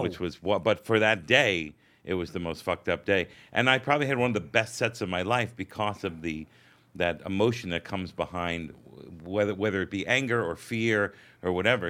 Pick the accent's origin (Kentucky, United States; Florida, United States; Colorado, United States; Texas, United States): Florida, United States; Hollywood; also born or lived in Brooklyn, New York; now in Manhattan, United States; I grew up in Hollywood, Florida